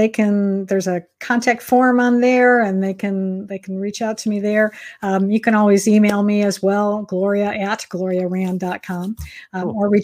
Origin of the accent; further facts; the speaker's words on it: Michigan, United States; moved away; I actually grew up in Michigan